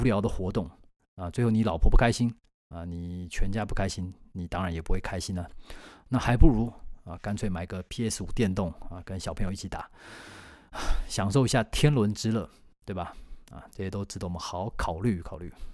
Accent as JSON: {"language": "Chinese", "country": "Taiwan", "said": "因为我们台湾人很好客嘛"}